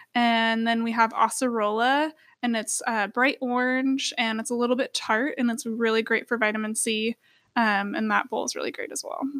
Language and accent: English; Sweet Home, Oregon, United States; now in Eugene, United States; And I grew up in Sweet Home, so very outdoors area.